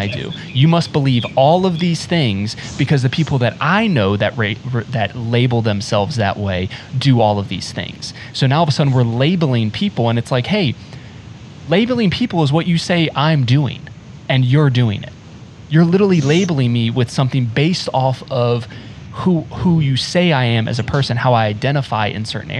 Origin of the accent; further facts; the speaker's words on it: rural North Carolina, United States; moved away; also born or lived in South Florida; I grew up in rural North Carolina